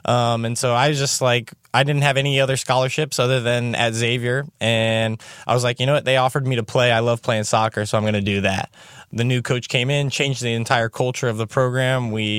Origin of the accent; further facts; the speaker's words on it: Cincinnati, Ohio, United States; from Cincinnati, Ohio.